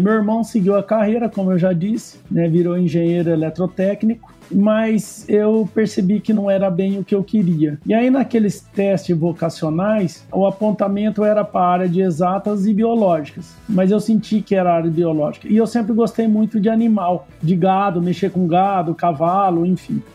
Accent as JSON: {"language": "Portuguese", "town": "Nipoã", "region": "São Paulo", "country": "Brazil", "tie": "born or raised there", "also_born_or_lived": "São José do Rio Preto / Monte Aprazível", "said": "E eu nasci em Rio Preto, mas eu só nasci e fui morar numa cidade pequena, próximo de Rio Preto, que chama Nipuã porque minha mãe é, foi professora ali."}